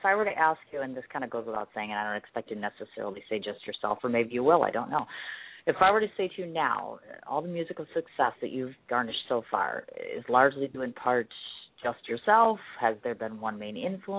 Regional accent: Ireland; I'm an Irish woman. We like to party and we like to be sassy and we like to be very naughty.

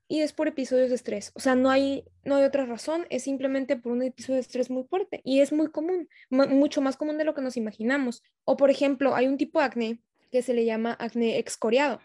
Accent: Tijuana, Baja California, Mexico; soy de Tijuana

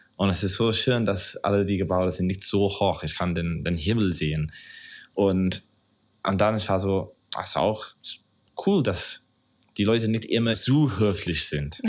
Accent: Southern England, United Kingdom; German is a second language; moved away as an adult; now in Berlin, Germany; ich komme original aus, aus Großbritannien, aus England, Südengland

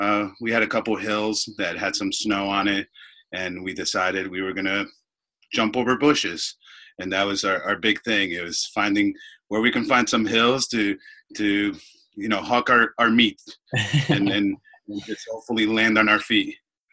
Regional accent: Dominican Republic; Well, I was born in the Dominican Republic, which is obviously an island in the Caribbean.

